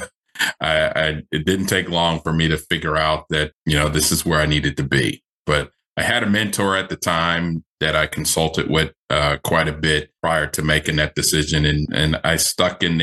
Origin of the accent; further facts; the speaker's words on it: Philadelphia, Pennsylvania, United States; I grew up in Philadelphia area